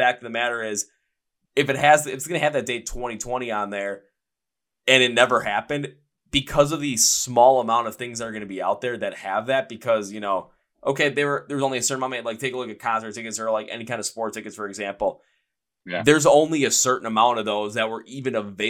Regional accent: United States; me being from the United States

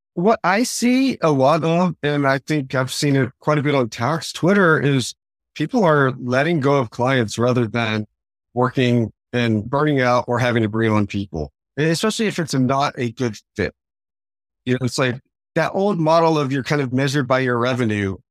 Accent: Fort Worth, Texas, United States; also born or lived in Dallas; I grew up in Fort Worth

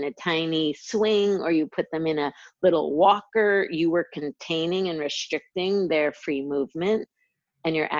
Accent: 60 miles north of New York City, United States; But when I was two, we moved to a country. It was like about 60 miles north of New York City

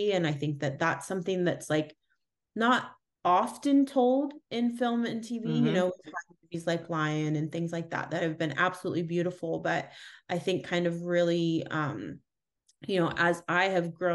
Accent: United States; I am American

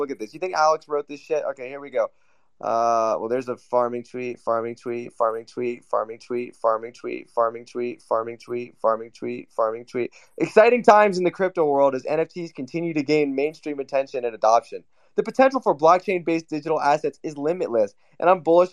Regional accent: Newcastle upon Tyne, North East England, United Kingdom; I'm from Newcastle

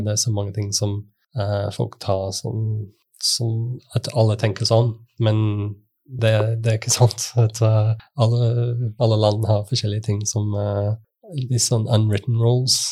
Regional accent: United Kingdom; Norwegian is a second language; moved away as an adult; now in Norway; Jeg er fra Storbritannia og har bodd i Norge siden 2004.

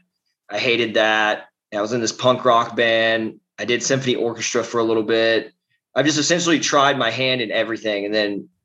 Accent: West Virginia, United States; I'm originally from West Virginia, so I'm a great Appalachian American. I grew up, I was raised

